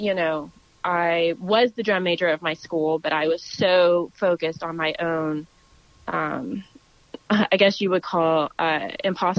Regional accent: Texas, United States; I was born and raised in Texas

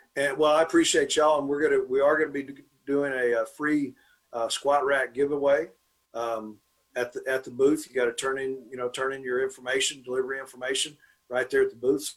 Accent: Dallas, Texas, United States; I was born and raised here. I'm from Dallas, went to Bishop Lynch High School.

